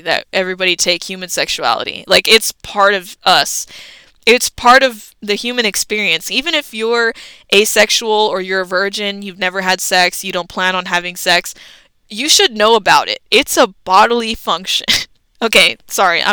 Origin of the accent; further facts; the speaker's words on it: United States; we grew up in America